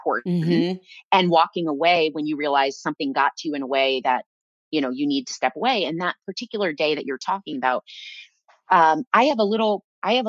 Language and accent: English; Iowa, United States; moved away; I was raised in Iowa